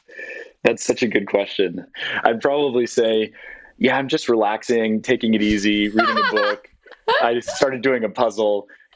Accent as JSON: {"language": "English", "region": "London", "country": "United Kingdom", "tie": "born or raised there", "also_born_or_lived": "San Francisco, United States", "moved": "yes", "said": "I grew up in London and I moved from San Francisco when I was 6."}